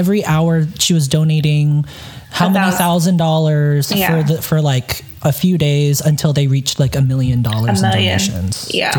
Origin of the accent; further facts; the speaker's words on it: Texas, United States; I was born in Texas